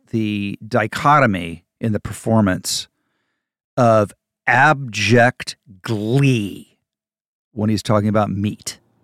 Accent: Ohio, United States; also born or lived in Indiana; I'm from the Midwest. I'm from Ohio

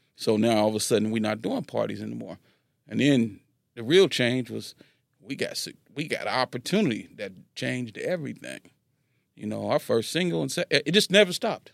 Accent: Carson, California, United States; also born or lived in Los Angeles, United States; I'm from Carson

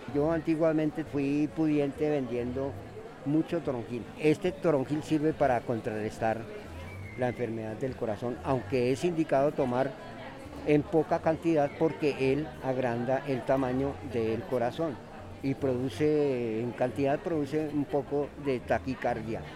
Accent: Bogotá, Colombia; Soy nacido aquí en Bogotá, pero soy hijo de padres boyacenses.

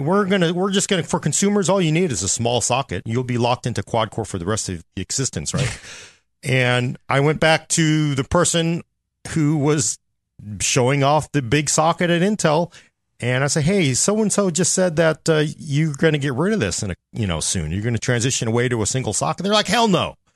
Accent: United States; as an American citizen

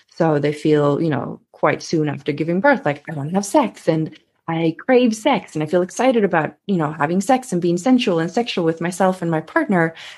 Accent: Sweden; accent: Swedish; English is a second language; I am Swedish, so you might hear a little bit of an accent coming through every now and then.

